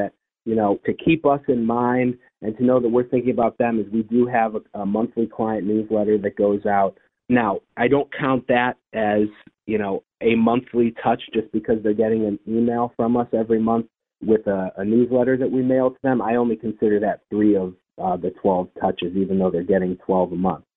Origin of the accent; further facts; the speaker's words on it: Detroit, Michigan, United States; now in Cleveland, United States; I went to a special school growing up in Detroit for children that had ADHD